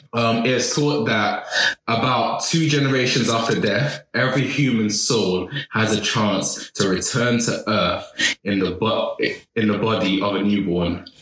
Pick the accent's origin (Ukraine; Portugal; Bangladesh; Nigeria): Nigeria; As a Nigerian Yoruba